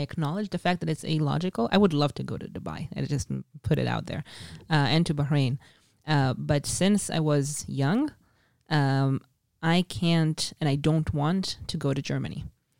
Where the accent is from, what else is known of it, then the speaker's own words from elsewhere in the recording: Israel; English is a second language; since I was six years old growing up in Israel, which is what you do.